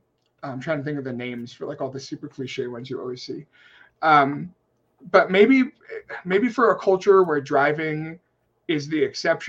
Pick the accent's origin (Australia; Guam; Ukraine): Guam; I'm coming from Guam.